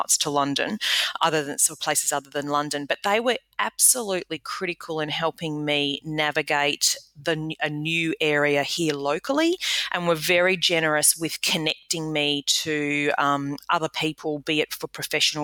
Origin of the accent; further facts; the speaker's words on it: Australia; moved away as an adult; also born or lived in United Kingdom; as an Australian landing in the UK and doing business there, and then conversely, being an Australian returning